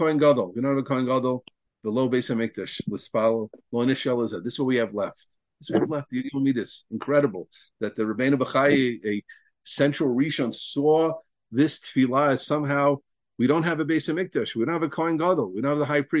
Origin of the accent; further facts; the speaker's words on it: Deal, New Jersey, United States; I grew up in Dill, New Jersey